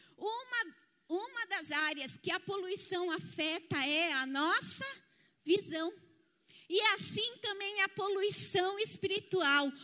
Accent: Osasco, São Paulo, Brazil; now in Sorocaba, Brazil; Eu sou osasquense, sou da cidade de Osasco, na Grande São Paulo.

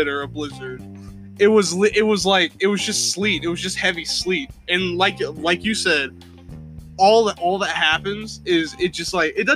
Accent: Indiana, United States; also born or lived in the South (US); now in US South; I'm from the North, okay? Originally I'm from Indiana. I miss snow

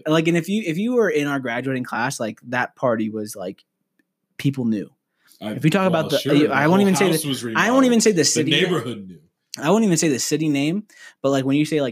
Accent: outside of Los Angeles, California, United States; now in Colorado Springs, United States; I grew up in like outside of Los Angeles area

